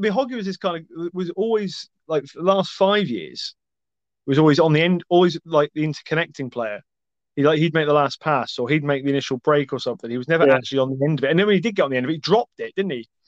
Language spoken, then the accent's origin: English; Scotland, United Kingdom; as a Scotsman